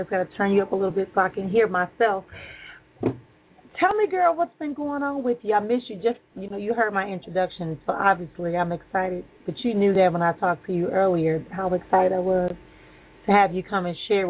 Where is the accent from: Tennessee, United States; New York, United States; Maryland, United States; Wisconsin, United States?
Wisconsin, United States; Milwaukee; my hometown of Milwaukee.